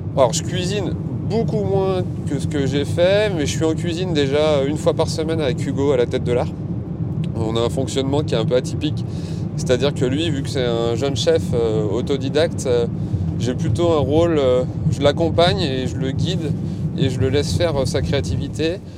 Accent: Saint-Nazaire, Pays de la Loire, France; also born or lived in Pornichet / Questembert; je suis revenu dans ma région parce que je suis natif de Saint-Nazaire

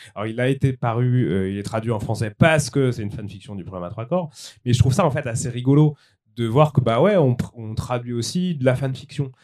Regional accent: France; je suis français

